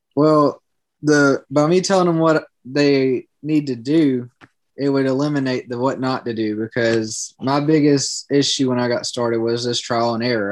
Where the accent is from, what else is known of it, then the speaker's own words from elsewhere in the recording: Georgetown, South Carolina, United States; now in Myrtle Beach, United States; I grew up in Georgetown, South Carolina